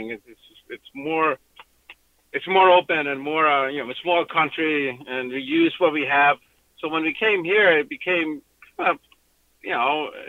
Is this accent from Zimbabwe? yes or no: no; Iceland; now in Southern California, United States; grow, grow up in a different place uh, like Iceland